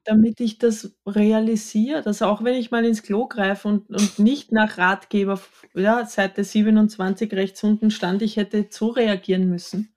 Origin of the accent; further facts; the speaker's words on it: Austria; Ich bin im Mehrgenerationenhaus am Bauernhof in Österreich erzkatholisch groß geworden